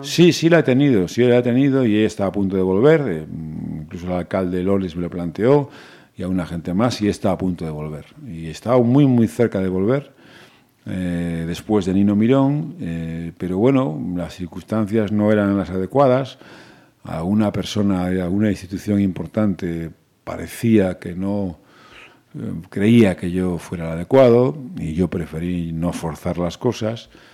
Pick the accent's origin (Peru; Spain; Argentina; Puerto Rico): Spain; Pontevedra, Galicia; yo soy un chico de Pontevedra, que nací en la Rúa Nueva, que es un barrio que está muy próximo a la Plaza de Toros, que fui a un colegio público aquí toda la vida, hijo de profesores y que me crié en Pontevedra